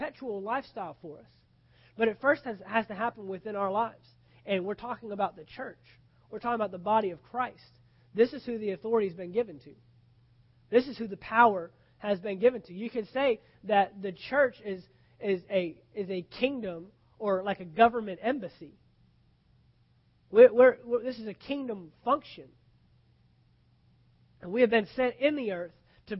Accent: United States; me as an American

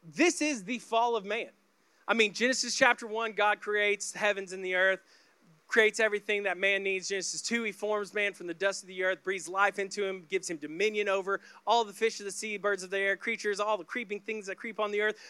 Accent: Oklahoma, United States; I grew up in the Bible Belt of Oklahoma

